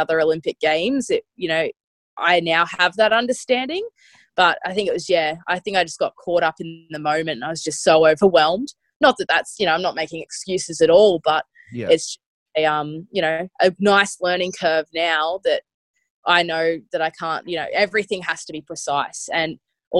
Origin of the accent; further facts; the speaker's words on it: Australia; as an Aussie